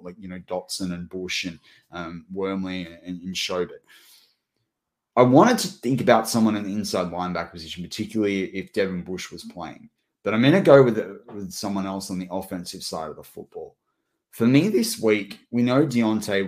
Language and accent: English; Australia; There was a big invitational on the Gold Coast in Australia. My school, you know, traveled in, you know, interstate to go do that.